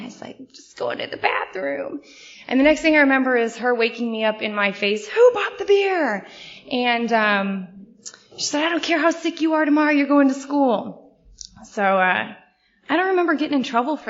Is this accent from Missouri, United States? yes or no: yes; St. Louis, Missouri, United States; I grew up in St. Louis